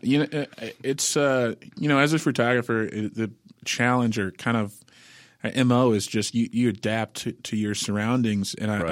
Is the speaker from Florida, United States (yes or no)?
yes; Sarasota, Florida, United States; now in Nashville, United States; I'm originally from Sarasota, Florida, uh, but uh, I've been here in Nashville 13 years